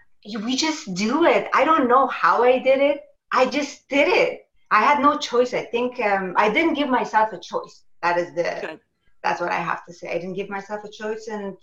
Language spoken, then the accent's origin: English; Germany; also born or lived in Afghanistan; I was born in Afghanistan. We immigrated when I was a little to Germany.